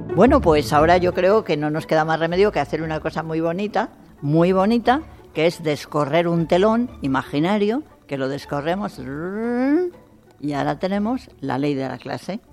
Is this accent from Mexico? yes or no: no; Spain; esta sociedad nuestra española